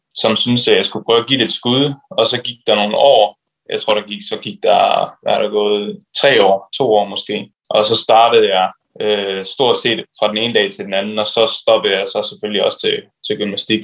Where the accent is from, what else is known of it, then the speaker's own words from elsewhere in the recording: Vejle, Southern Denmark, Denmark; jeg er jo fra Vejle, eller tør egentlig lidt ud for Vejle